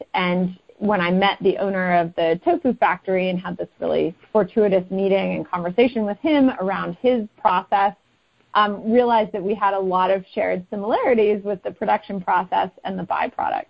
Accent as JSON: {"language": "English", "region": "Northern California", "country": "United States", "also_born_or_lived": "Connecticut", "moved": "as an adult", "lives_now": "Oakland, United States", "said": "I'm originally from Northern California"}